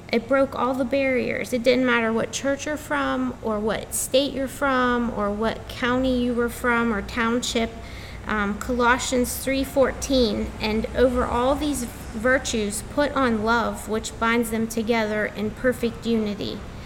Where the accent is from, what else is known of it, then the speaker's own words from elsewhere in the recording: Rochester, United States; my hometown, First Baptist Church of Rochester